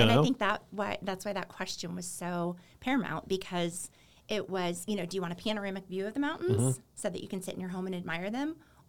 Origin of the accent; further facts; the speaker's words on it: Kansas City, United States; also born or lived in Alexandria, Virginia; now in Colorado Springs, United States; I grew up in Kansas City